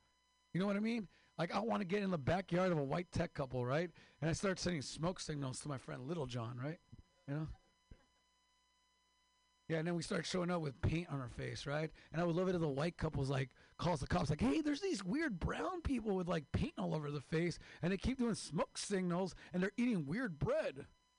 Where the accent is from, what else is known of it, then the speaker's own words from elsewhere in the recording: Mexicali, Baja California, Mexico; I'm from Mexico, Mexicali, the real California.